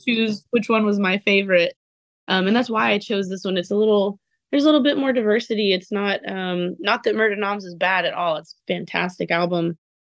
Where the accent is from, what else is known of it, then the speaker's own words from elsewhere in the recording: Texas, United States; I'm from Texas, so I also, you know, am a big country fan